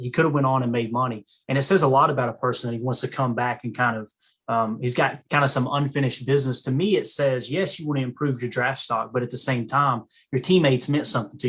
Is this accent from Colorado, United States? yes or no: no; Kentucky, United States; accent: redneck; now in Tennessee, United States; I was born and raised in Kentucky, but I live in Tennessee.